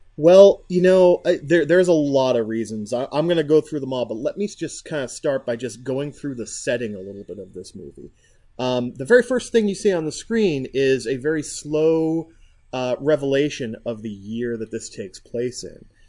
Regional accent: United States; I'm an American

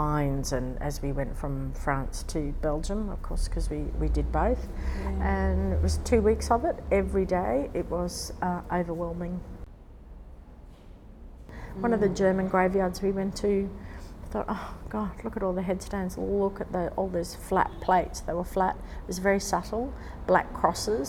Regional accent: Brisbane, Queensland, Australia; I'm from Brisbane

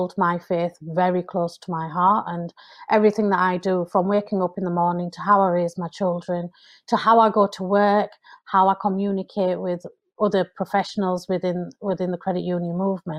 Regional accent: United Kingdom; I'm British

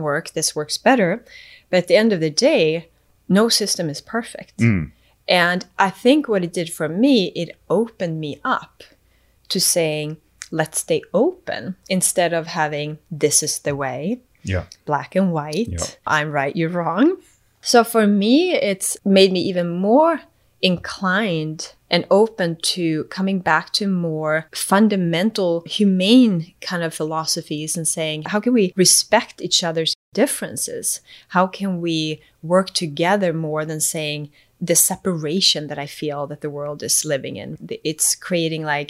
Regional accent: Sweden; moved away as an adult; also born or lived in Eswatini / New Zealand / Boston, United States; now in United States; I was raised in Sweden, moved to New Zealand

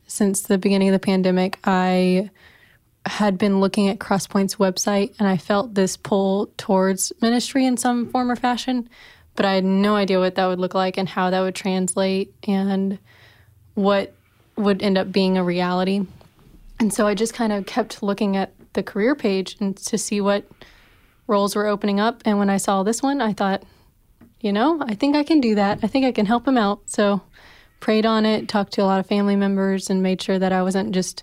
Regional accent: Alabama, United States; moved away as an adult; also born or lived in Orlando, Florida / Indianapolis, Indiana; now in Nashville, United States; I was born in Orlando and grew up in Alabama, and I've been in Nashville since summer of 2014

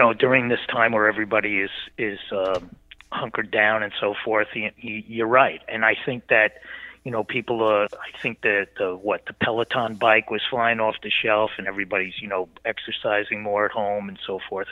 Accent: East Coast, United States; I grew up on the East Coast

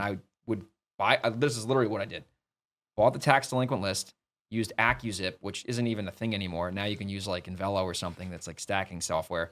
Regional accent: New York City, New York, United States; moved away as an adult; also born or lived in Boston, Massachusetts; I grew up in New York.

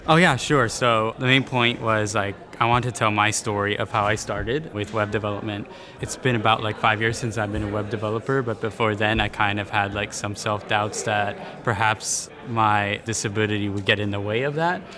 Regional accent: San Diego, California, United States; I was raised here in San Diego

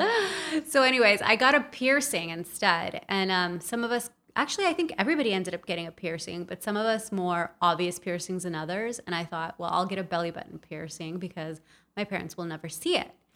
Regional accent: Los Angeles, California, United States; also born or lived in El Salvador; I'm from El Salvador, but grew up in Los Angeles in a very traditional Latin household

